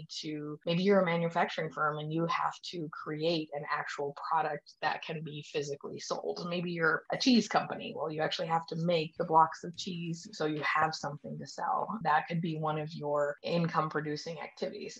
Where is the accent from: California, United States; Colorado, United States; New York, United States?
Colorado, United States; we are from Colorado